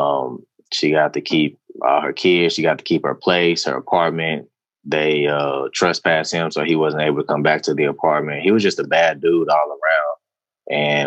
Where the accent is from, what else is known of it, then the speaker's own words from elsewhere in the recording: Houston, Texas, United States; I'm from the Northeast side of Houston. So I chose this area on purpose because I grew up there